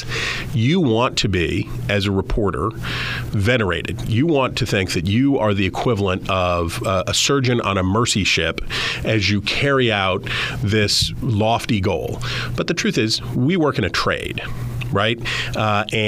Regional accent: West Virginia, United States; because I'm from West Virginia

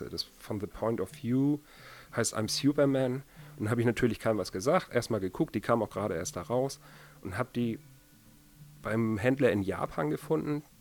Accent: Kiel, Schleswig-Holstein, Germany; ich komme ursprünglich aus Kiel und die Kieler Szene ist doch sehr klein und Kiel ist grau im Winter und langweilig.

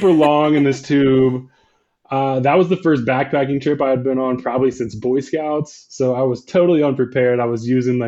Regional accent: Virginia, United States; I was born and raised in Virginia in kind of like the heart of the Blue Ridge Mountains

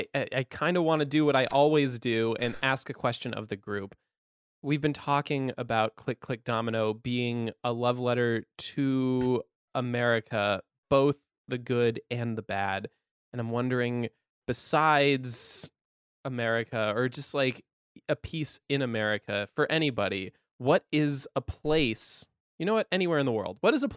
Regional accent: Napa Valley, California, United States; I grew up in Napa Valley, and when people hear that, they're like, oh, it was probably so gorgeous.

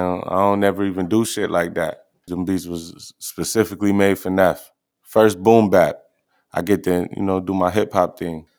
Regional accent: New York, United States; I'm from New York

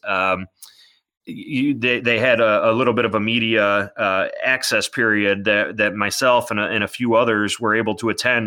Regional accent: Lewiston, New York, United States; I grew up in Lewiston

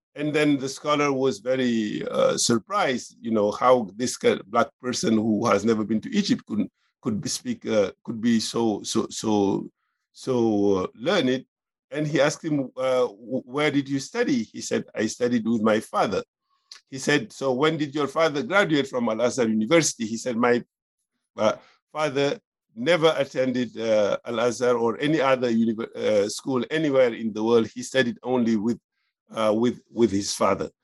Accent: Senegal; moved away as an adult; also born or lived in France; I was born in Senegal and I grew up there

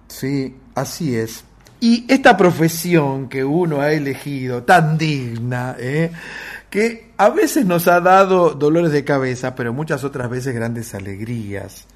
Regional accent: Buenos Aires, Argentina; Yo soy de Versalles

